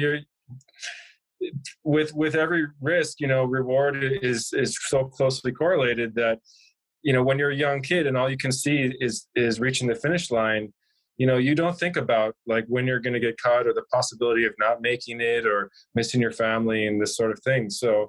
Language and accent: English; Milwaukee, Wisconsin, United States; I'm from Milwaukee, Wisconsin